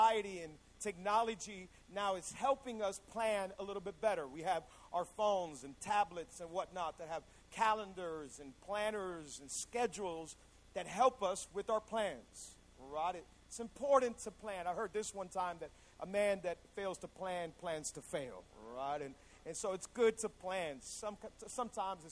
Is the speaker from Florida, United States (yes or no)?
yes; Hialeah, Florida, United States; also born or lived in Cutler Ridge, Florida; I was born and raised in Hialeah, Florida.